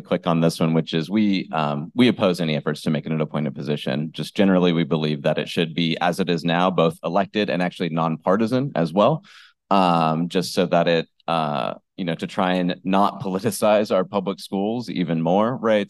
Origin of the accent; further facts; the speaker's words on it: Tulare, California, United States; I was actually born and raised in Tulare, so I, I know what it's like being from the Central Valley